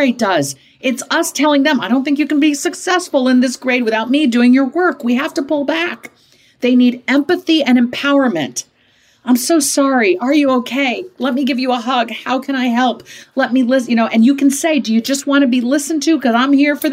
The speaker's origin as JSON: {"language": "English", "region": "Midwest", "country": "United States", "tie": "born or raised there", "said": "growing up in the Midwest"}